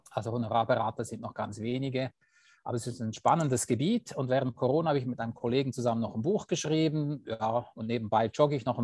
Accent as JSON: {"language": "German", "country": "Switzerland", "said": "ich bin Schweizer und ich bin seit 20 Jahren Finanzplaner."}